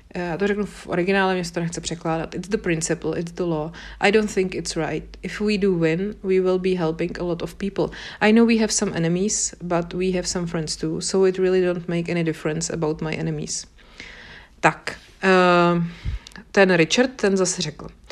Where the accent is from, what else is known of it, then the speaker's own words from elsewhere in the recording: Bohemia, Czechia; my tady u nás v Čechách